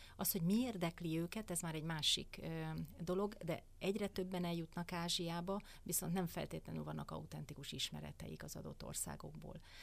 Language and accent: Hungarian; Hungary; mi magyarok